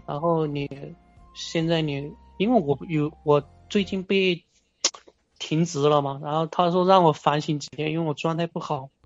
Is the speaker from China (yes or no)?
yes; Guizhou, China; 我，我是贵州的